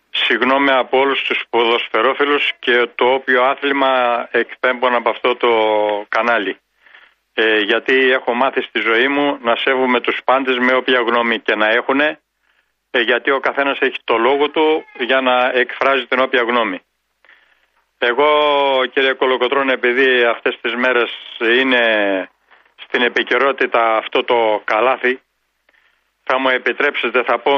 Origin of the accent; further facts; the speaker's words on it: Arta, Epirus, Greece; Όταν μεγάλωσα και έγινα 12 χρονών και έφυγα από το χωριό μου από την Άρτα γιατί από εκεί κατάγομαι, πήγα στο γυμνάσιο της Άρτας